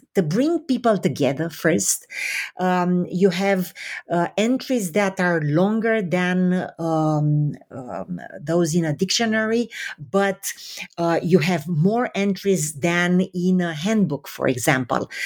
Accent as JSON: {"language": "English", "country": "Romania", "tie": "born or raised there", "moved": "yes", "said": "I was born in Romania under communism"}